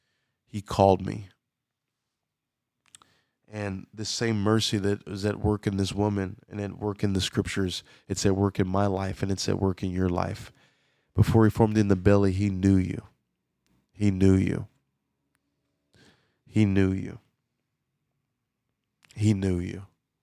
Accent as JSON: {"language": "English", "region": "Louisiana", "country": "United States", "tie": "born or raised there", "said": "I was born and raised in Louisiana, but I don't have a Louisiana accent."}